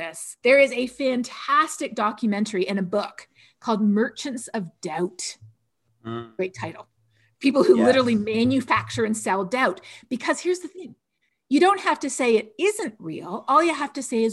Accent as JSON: {"language": "English", "country": "Canada", "said": "I'm Canadian"}